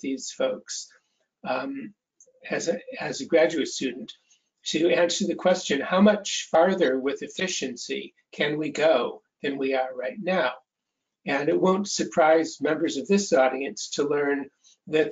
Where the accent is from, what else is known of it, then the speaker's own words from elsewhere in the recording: Cleveland, Ohio, United States; I grew up in Cleveland, Ohio